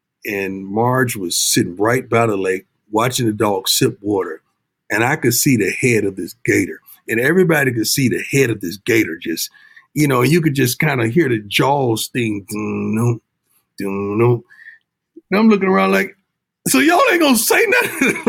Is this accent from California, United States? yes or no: no; Florida, United States; now in Texas, United States; You know, I'm from the South, man. You know, I grew up in Florida, reside in Texas.